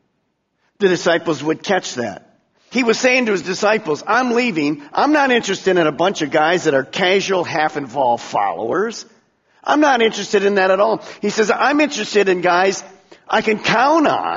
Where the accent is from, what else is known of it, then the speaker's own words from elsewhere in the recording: United States; I'm an American. I've been born in America